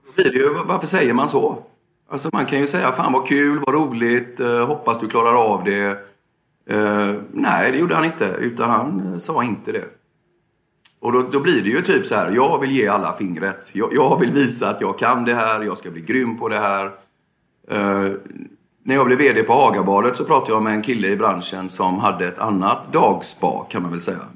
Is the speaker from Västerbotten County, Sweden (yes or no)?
no; Gothenburg, Västra Götaland, Sweden; jag växte upp i Biskopsgården. Flyttade sen till Länsmansgården, sen till Hisings Backa